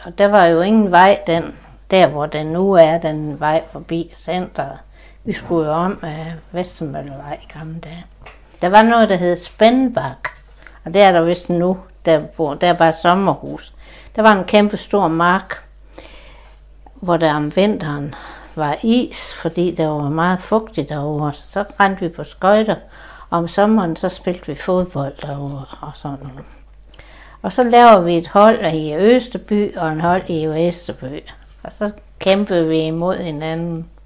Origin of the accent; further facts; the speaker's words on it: Klitmøller, North Denmark Region, Denmark; jeg har boet her i hele mit liv